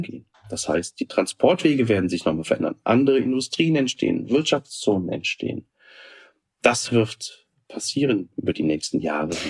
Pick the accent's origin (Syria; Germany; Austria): Germany; bei uns in Deutschland